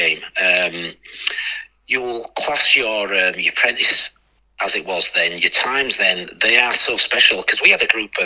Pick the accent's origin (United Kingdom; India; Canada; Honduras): United Kingdom; Bradford, Yorkshire and the Humber; my hometown team, Bradford, I mean, I was a ball boy for him.